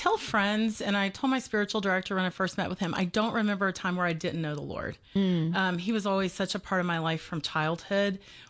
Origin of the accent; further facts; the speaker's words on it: Georgia, United States; born there; Well, just to give you the fast overview to start with, I was born in Middle Georgia 51 years ago. I'll be 52 this year.